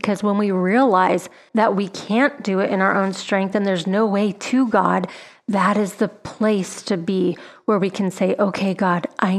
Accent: United States; I grew up here in America

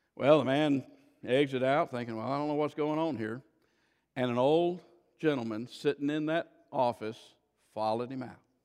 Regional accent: Florida, United States; I grew up in Florida

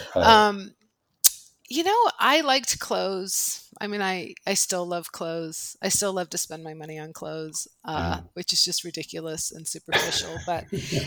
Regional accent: Palo Alto, California, United States; also born or lived in Menlo Park, California; I grew up in Palo Alto, Menlo Park, California

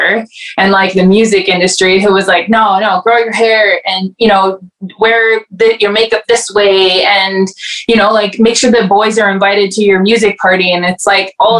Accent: Welland, Ontario, Canada; moved away as an adult; also born or lived in Toronto; now in Edmonton, Canada; I grew up in Welland

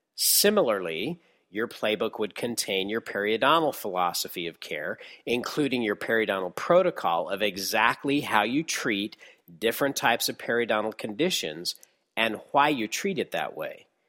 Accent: Texas, United States; my hometown in Texas

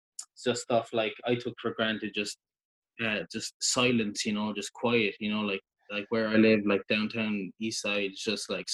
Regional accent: Ireland; now in Vancouver, Canada; we're Irish

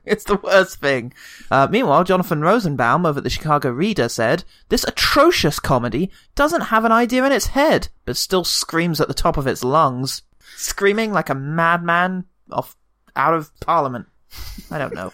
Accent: United Kingdom; As a British man

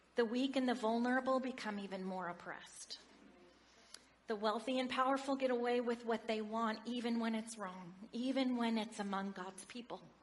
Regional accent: Oregon, United States; I grew up in Oregon in a large family

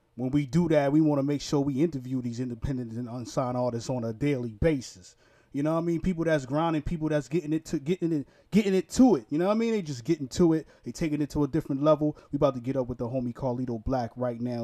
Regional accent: New York City, New York, United States; I'm from Brooklyn, New York.

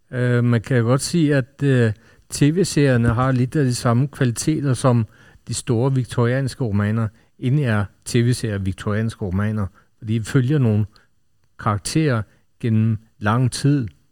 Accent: Norway; Nu er jeg selv nordmand

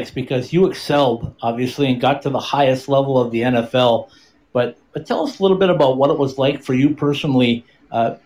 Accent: Minnesota, United States; moved away; up in my home state

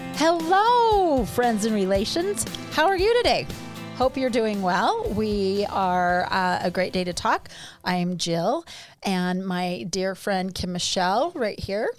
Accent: Tennessee, United States; I was born in Tennessee.

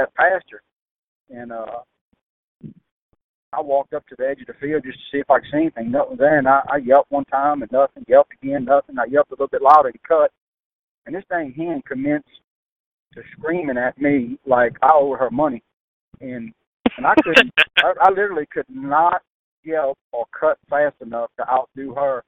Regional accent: Louisiana, United States; I'm from Louisiana

